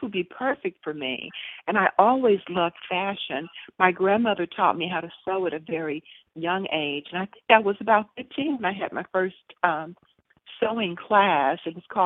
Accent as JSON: {"language": "English", "region": "Mississippi", "country": "United States", "tie": "born or raised there", "said": "I grew up in Mississippi"}